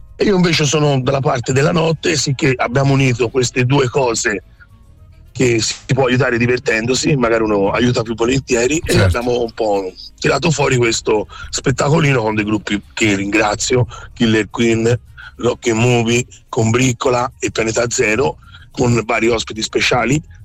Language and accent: Italian; Campi Bisenzio, Tuscany, Italy; sono di Campi